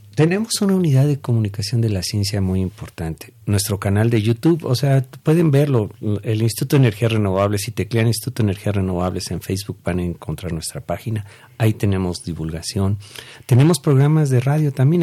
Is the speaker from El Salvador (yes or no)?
no; Mexico; nosotros como mexicanos